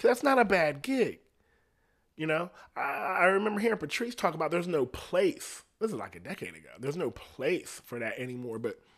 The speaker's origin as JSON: {"language": "English", "region": "Ohio", "country": "United States", "said": "I'm from Ohio. People be living out in the country and self-sustained."}